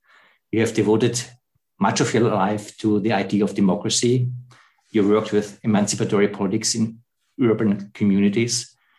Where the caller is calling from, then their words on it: Germany; I'm calling here from Germany in the middle of the white continent, Europe.